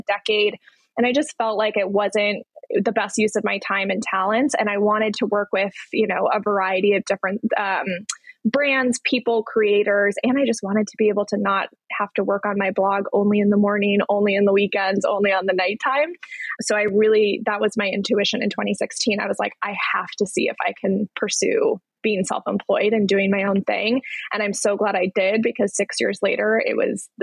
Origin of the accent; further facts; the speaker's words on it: outside of Chicago, Illinois, United States; also born or lived in London / San Francisco, California; I grew up outside of Chicago, but my family lived in London in the 90s for 2 years